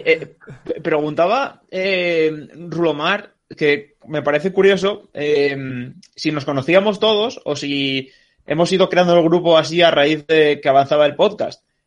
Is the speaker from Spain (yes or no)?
yes; Ribadesella, Asturias, Spain; now in Madrid, Spain; yo soy de Ribadesella como Cristóbal